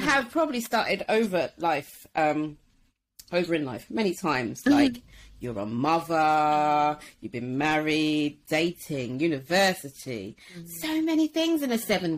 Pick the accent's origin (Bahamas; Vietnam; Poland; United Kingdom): United Kingdom; Wembley, London; moved away as an adult; also born or lived in Watford / Manchester; I grew up in Wembley and like Watford and that kind of area